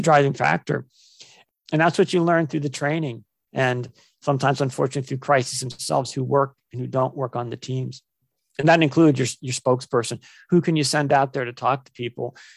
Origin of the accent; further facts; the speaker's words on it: Ohio, United States; I was born and raised in Ohio, here in the, in the U S